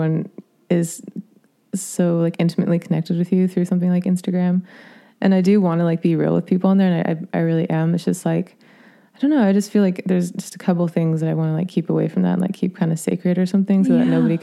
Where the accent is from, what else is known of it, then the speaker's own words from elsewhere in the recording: Sacramento, California, United States; also born or lived in Los Angeles, California; I grew up in Sacramento